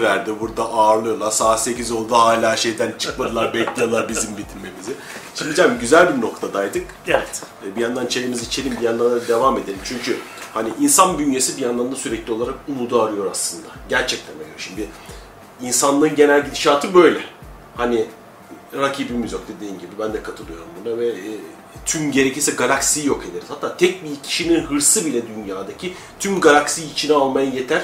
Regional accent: Anatolia, Turkey; Önce, önce insanım, sonra Anadolu'luyum, sonra Türk'üm.

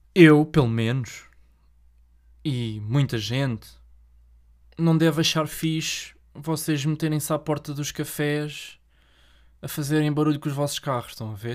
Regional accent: Portugal; born or raised there

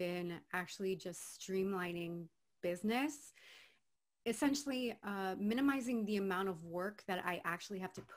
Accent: Miami, Florida, United States; moved away as an adult; now in Los Angeles, United States; I'm originally from Miami, Florida, born and raised Cuban

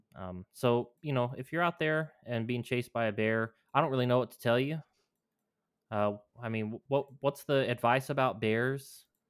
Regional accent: New Mexico, United States; moved away; my home state

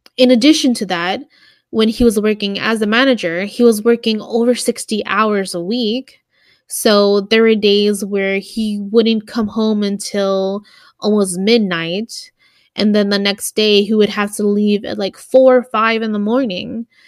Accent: Milwaukee, Wisconsin, United States; moved away as an adult; We're originally from Milwaukee, Wisconsin

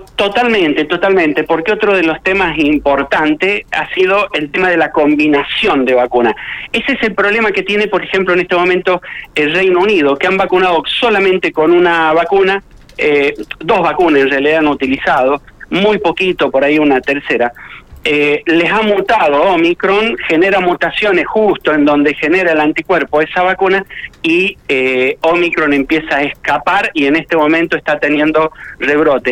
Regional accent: Argentina; como argentino

